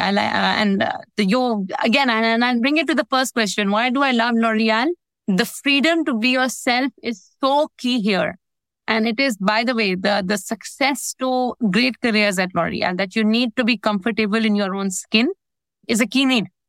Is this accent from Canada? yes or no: no; Pakistan; moved away as an adult; now in United Arab Emirates; in pakistan which is my home country